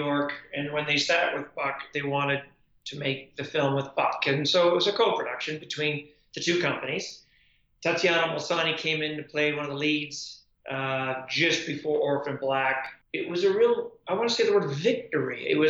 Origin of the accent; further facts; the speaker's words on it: Canada; I'm proudly Canadian